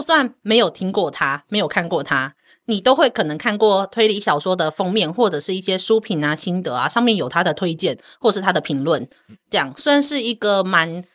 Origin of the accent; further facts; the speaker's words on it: Kaohsiung, Taiwan; 我是高雄人